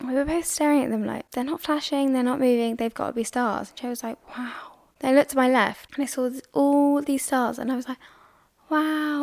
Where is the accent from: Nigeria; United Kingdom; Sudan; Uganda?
United Kingdom; England; I'm English